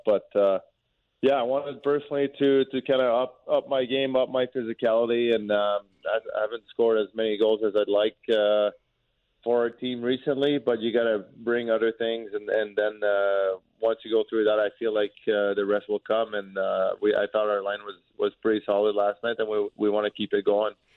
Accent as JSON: {"language": "English", "region": "Quebec", "country": "Canada", "tie": "born or raised there", "also_born_or_lived": "Lewiston, Maine / St. Louis", "first_language": "French", "second_language": "English", "moved": "as an adult", "said": "growing up in Quebec from the city that I'm from, even though it's close to the United States, we never had to speak English."}